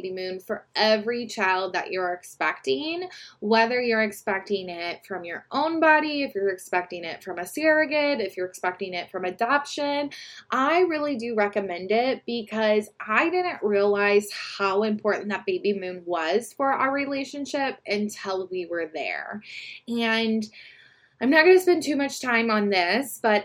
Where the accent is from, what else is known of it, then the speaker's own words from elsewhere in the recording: Midwest, United States; I'm from the Midwest